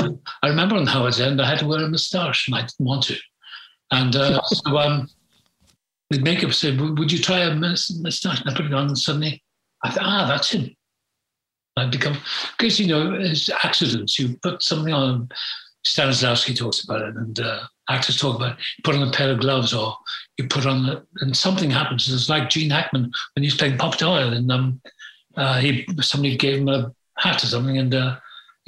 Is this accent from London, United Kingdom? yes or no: no; Wales, United Kingdom; moved away; also born or lived in England; I was born in Wales.